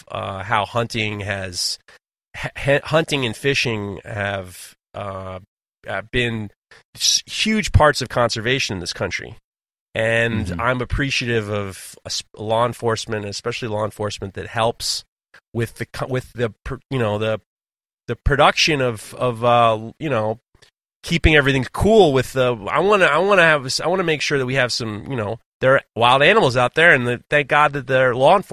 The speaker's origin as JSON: {"language": "English", "town": "New York City", "region": "New York", "country": "United States", "tie": "born or raised there", "also_born_or_lived": "Hudson Valley, United States", "said": "growing up in New York City, but also in the Hudson Valley, hunting was such a big part of our lives."}